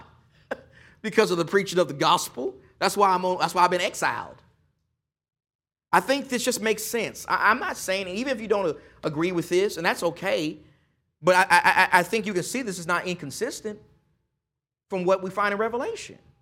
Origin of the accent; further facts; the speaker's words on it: East Texas, United States; I'm, I'm just from East Texas